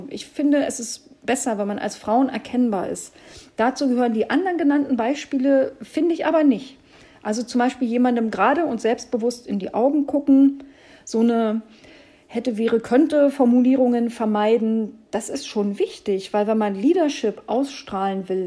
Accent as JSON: {"language": "German", "region": "East Germany", "country": "Germany", "said": "Und als Ossi-Frau guckst du da schon wie ein Auto, weil natürlich kann ich beides haben."}